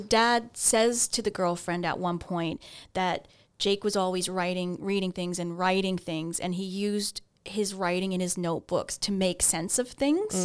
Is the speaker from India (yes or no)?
no; Ontario, Canada; I grew up in Ontario